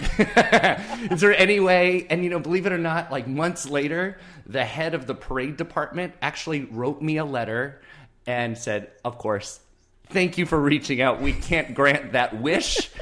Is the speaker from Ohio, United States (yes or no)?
no; Moreno Valley, California, United States; I grew up in Southern California, about an hour and a half east of Anaheim in a town called Moreno Valley